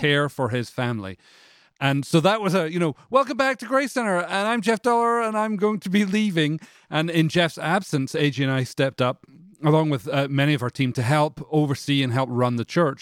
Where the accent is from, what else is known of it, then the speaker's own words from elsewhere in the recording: Canada; now in Franklin, United States; I'm from Canada